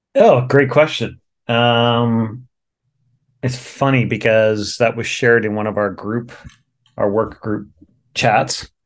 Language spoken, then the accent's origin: English; Whitby, Ontario, Canada; I grew up in Whitby